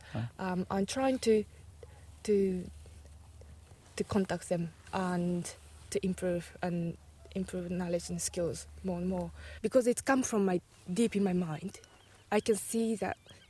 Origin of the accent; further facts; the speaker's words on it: Tokyo, Japan; moved away as an adult; I come from Tokyo, a highly, highly populated and highly built up area